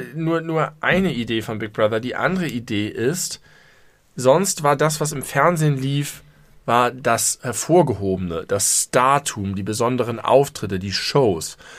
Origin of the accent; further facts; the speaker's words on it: Hamburg, Germany; ich komme aus Hamburg